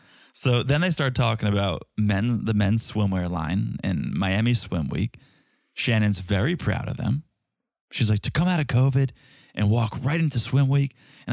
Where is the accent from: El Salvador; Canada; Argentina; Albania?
Albania; I'm from Albania. Who cares about Cape Verde?